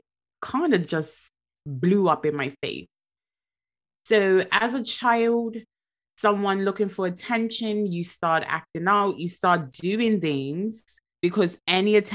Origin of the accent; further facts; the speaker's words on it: Bermuda; now in England, United Kingdom; born and raised in Bermuda